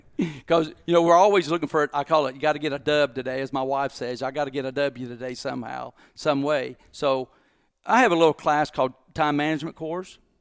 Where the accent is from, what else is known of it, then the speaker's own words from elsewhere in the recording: Corbin, Kentucky, United States; also born or lived in Harlan County, Kentucky / Mount Sterling, Kentucky / Bowling Green, Kentucky; I was born in Harlan County, Kentucky. Uh, my mom and dad were raised in a coal mining camp called Black Star, which I lived there till I was three years old.